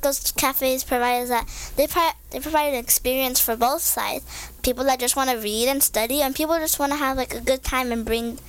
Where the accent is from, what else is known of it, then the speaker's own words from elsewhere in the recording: Garden Grove, California, United States; also born or lived in Anaheim; I grew up in Garden Grove.